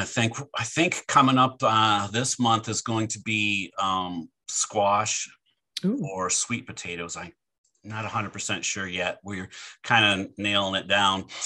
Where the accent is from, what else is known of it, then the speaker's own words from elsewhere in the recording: Michigan, United States; I grew up in Michigan